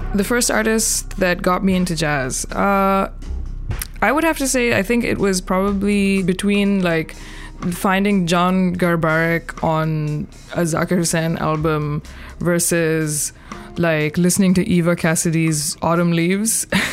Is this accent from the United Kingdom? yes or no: no; Pakistan; moved away as an adult; now in Brooklyn, United States; I am originally from Pakistan, based in Brooklyn, New York for the last 18 years.